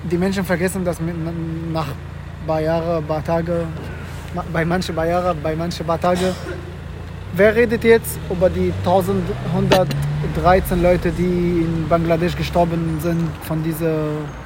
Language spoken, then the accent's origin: German; Mecca, Makkah Province, Saudi Arabia; German is a second language; Ich stamme ursprünglich aus Mekka.